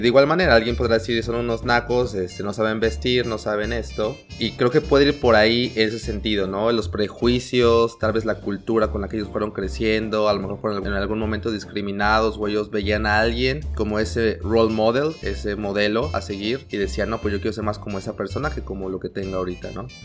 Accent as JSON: {"language": "Spanish", "country": "Mexico", "first_language": "Spanish", "moved": "as an adult", "lives_now": "Northern Europe", "said": "trato de seguir siendo bien mexicano porque pues son mis raíces"}